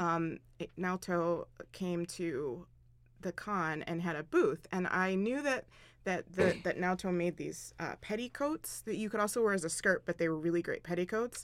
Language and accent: English; Philadelphia, Pennsylvania, United States; moved away; I like feel a kinship with the East Coast Lolitas because I'm from Philadelphia originally